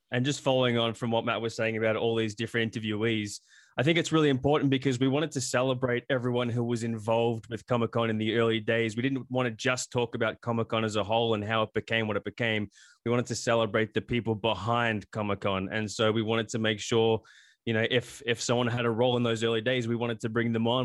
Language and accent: English; Australia; now in United States; I grew up in Australia